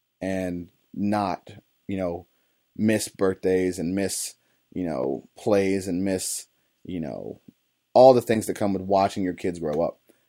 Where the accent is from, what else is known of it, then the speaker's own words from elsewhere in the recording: East Cleveland, Ohio, United States; I grew up in East Cleveland, on the east side of Cleveland, Ohio. I grew up, you know, blue collar as they come, or even less than that, you know